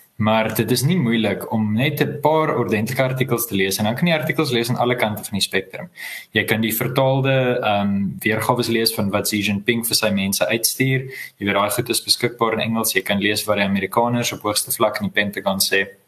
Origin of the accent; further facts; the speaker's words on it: South Africa; ek is ook 'n Suid-Afrikaner